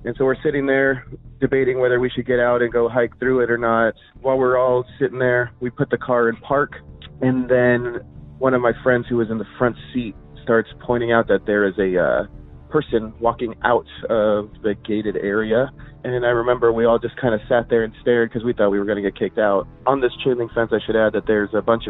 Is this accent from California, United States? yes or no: yes; Yorba Linda, California, United States; I grew up in the Yorba Linda area, so Orange County